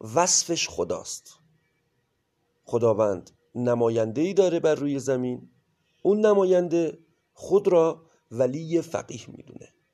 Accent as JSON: {"language": "Persian", "country": "Iran", "tie": "born or raised there", "said": "ما در کشوری سرزمینی به نام ایران به دنیا اومدیم"}